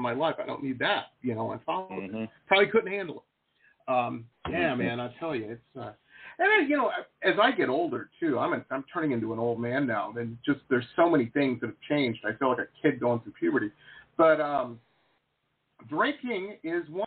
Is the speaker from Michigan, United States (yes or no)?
yes; Detroit, Michigan, United States; I grew up in Detroit, Metro Detroit